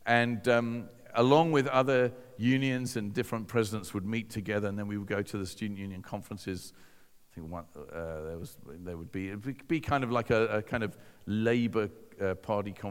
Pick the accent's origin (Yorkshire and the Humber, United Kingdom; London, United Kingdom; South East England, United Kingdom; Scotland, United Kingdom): South East England, United Kingdom; Hove; I'm this teenager from Hove